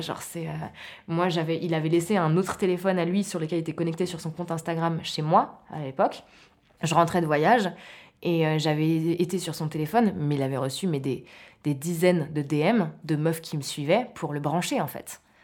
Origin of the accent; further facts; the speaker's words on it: Maurepas, near Trappes, Île-de-France, France; je viens de, je viens de Morpa, c'est une petite ville à côté de Trappes